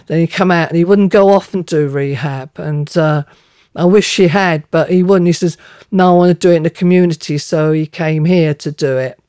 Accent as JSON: {"language": "English", "region": "London", "country": "United Kingdom", "tie": "born or raised there", "also_born_or_lived": "United States", "moved": "as an adult", "said": "Me growing up in London, uh, in a Cockney old-fashioned family"}